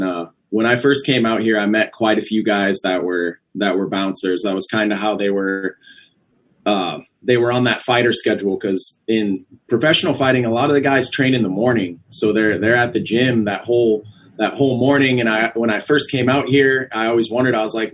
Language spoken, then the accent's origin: English; Ashland, Wisconsin, United States; Yep. I'm from Ashland, Wisconsin. It's way, way up north, right on the Bay of Lake Superior. It's a very cold place.